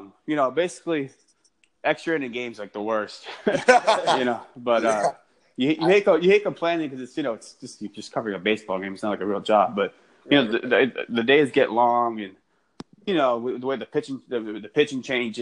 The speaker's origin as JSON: {"language": "English", "region": "Massachusetts", "country": "United States", "tie": "born or raised there", "moved": "yes", "said": "I'm not from here, so I'm from Massachusetts"}